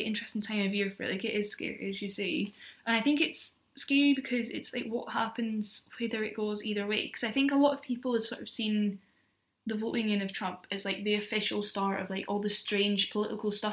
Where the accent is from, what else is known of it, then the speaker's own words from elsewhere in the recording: Scotland, United Kingdom; being Scottish